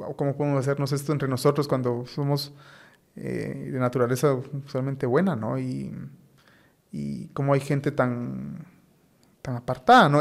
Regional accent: Guatemala; yo como muchos guatemaltecos

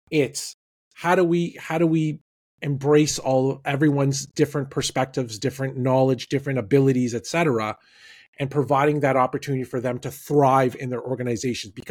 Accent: Toronto, Ontario, Canada; my hometown baseball team, the Toronto Blue Jays

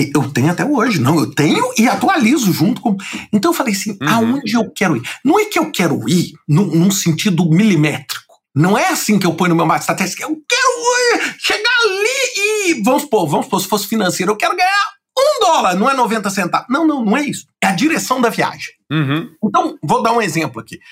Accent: Brazil; moved away as an adult; eu sou brasileiro, nascido no Brasil

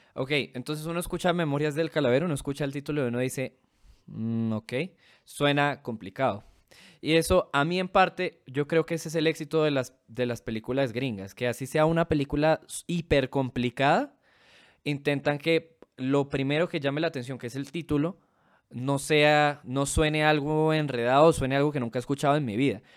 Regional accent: Venezuela; now in Colombia; mi país natal, jaja, en Venezuela

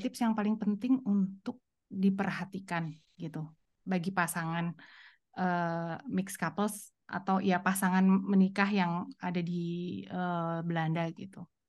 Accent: Indonesia; moved away as an adult; now in Germany; masih berharap akan kembali ke Indonesia, itu satu gitu ya. Eh, dan sudah punya rumah di sana

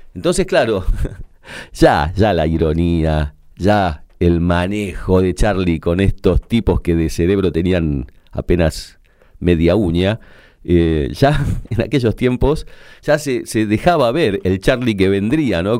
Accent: Argentina; Yo, como muchos argentinos, estaba muy desesperanzado en aquella época

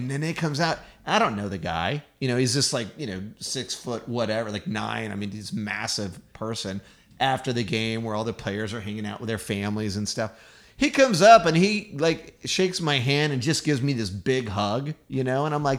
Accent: Texas, United States; I'm a Texan.

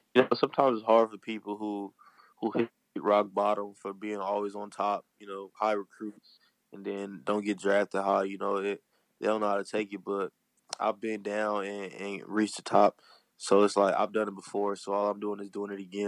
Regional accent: Compton, California, United States; I'm from Compton

